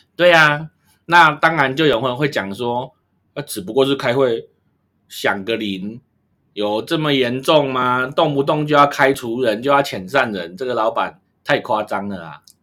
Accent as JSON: {"language": "Chinese", "country": "Taiwan", "said": "我们台湾人出去很自动地就会戴口罩"}